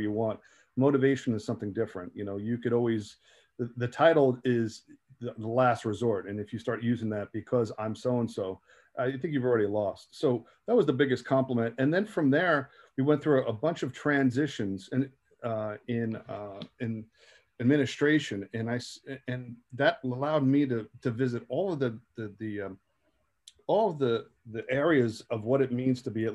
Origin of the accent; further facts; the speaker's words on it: Jersey City, New Jersey, United States; I was from Jersey City